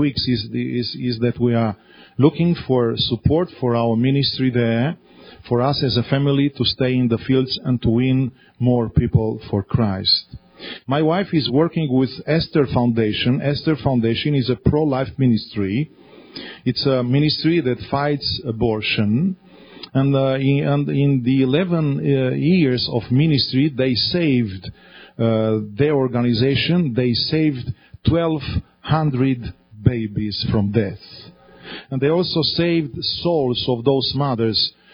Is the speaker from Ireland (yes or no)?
no; Romania; also born or lived in Australia